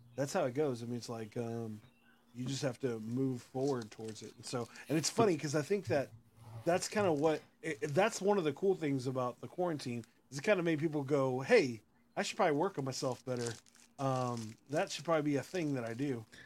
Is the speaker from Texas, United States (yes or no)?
yes; Austin, Texas, United States; I'm from Austin